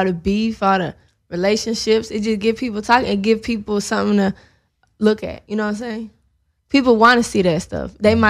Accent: Atlanta, Georgia, United States; Yeah, Atlanta.

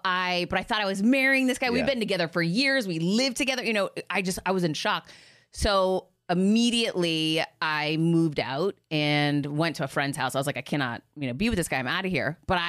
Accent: Boston, Massachusetts, United States; Like, I grew up in outside of Boston in this, you know, big city that everyone was friends forever.

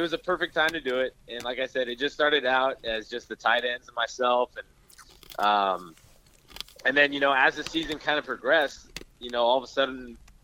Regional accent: hometown hit by the Camp Fire, California, United States; the people in my hometown

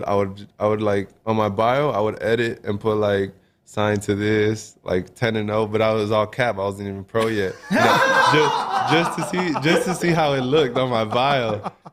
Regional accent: Los Angeles, California, United States; moved away as an adult; now in Seattle, United States; I'm from sunny

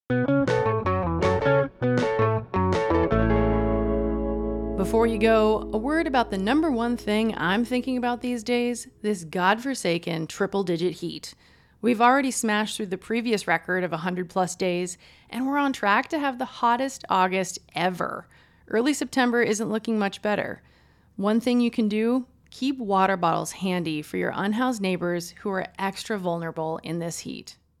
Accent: Montana, United States; now in Boise, United States; I'm from Montana, and so I've seen beautiful mountains my whole life

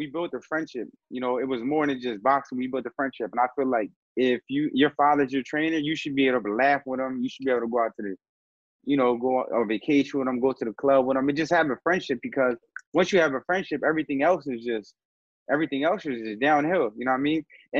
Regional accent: Philadelphia, Pennsylvania, United States; coming out of Philly, it's just an old school town

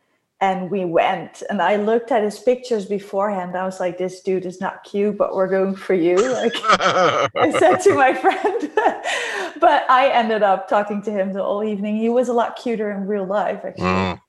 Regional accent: southern Netherlands, Netherlands; moved away as an adult; also born or lived in Amsterdam, Netherlands; now in Los Angeles, United States; I'm from the Netherlands, Holland. And I was born in a small town in the south, but moved to Amsterdam and lived there for 15 years.

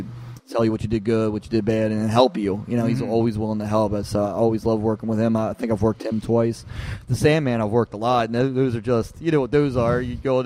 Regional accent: Baltimore, Maryland, United States; Here in Baltimore.

